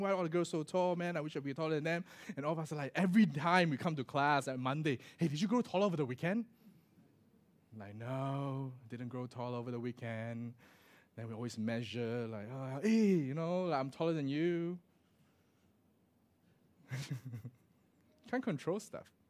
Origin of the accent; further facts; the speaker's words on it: Singapore; moved away as an adult; also born or lived in Australia / Michigan, United States; growing up in Singapore, right, there, there isn't such a thing as a daylight saving